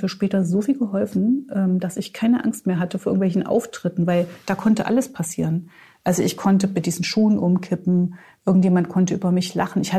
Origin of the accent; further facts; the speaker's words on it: Gotha, Thuringia, Germany; Ich bin in Gotha aufgewachsen, in Thüringen, also da auch.